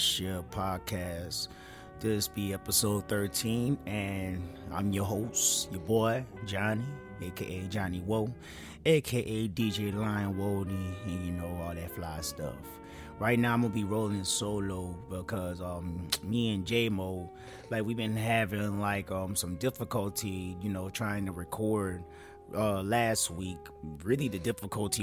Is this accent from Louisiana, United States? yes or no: yes; New Orleans, Louisiana, United States; I'm from New Orleans